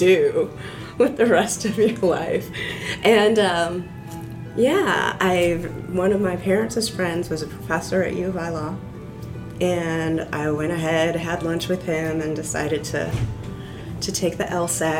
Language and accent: English; Central Illinois, United States; I grew up in Central Illinois